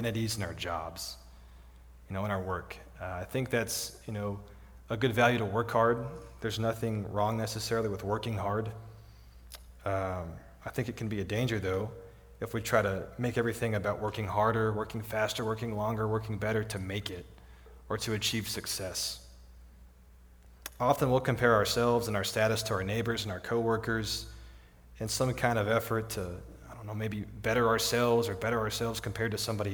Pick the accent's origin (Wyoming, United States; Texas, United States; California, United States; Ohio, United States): Texas, United States; Midland; now in Odessa, United States; I grew up in Midland.